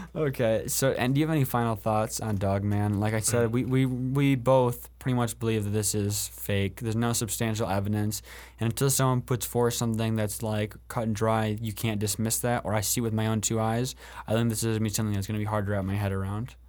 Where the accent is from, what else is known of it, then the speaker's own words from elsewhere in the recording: Allegan, Michigan, United States; Allegan, which is my hometown